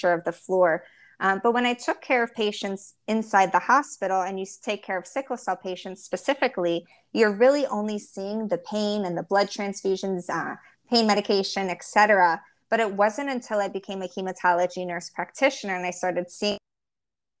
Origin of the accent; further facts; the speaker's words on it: Baltimore, Maryland, United States; moved away as an adult; now in Miami, United States; Born and raised in Baltimore